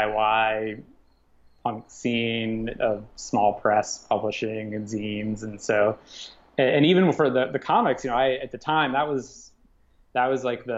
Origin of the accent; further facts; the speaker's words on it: Midwest, United States; growing up in the Midwest during that era, you either wanted to play for Farside or you wanted to play for Aftershock.